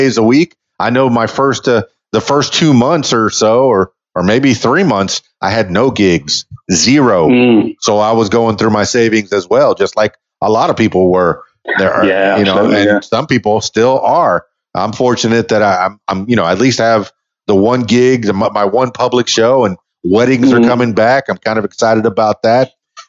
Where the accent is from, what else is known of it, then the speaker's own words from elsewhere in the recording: Miami, Florida, United States; moved away as an adult; now in Arkansas, United States; I'm from Miami, Florida, which is a really big city